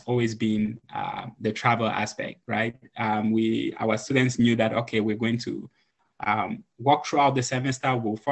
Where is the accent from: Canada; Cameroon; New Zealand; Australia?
Cameroon; now in United States; originally from Cameroon. I came to the US in 2010. Growing up in Cameroon